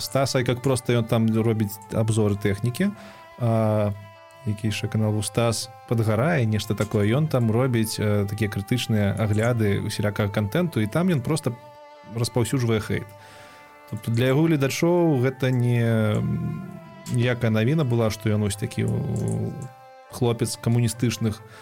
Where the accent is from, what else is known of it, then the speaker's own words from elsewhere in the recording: Belarus; moved away; also born or lived in Kyiv, Ukraine; мы ж беларусы